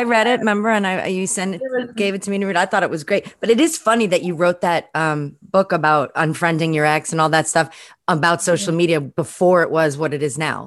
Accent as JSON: {"language": "English", "town": "New York City", "region": "New York", "country": "United States", "tie": "born or raised there", "said": "growing up in Brooklyn"}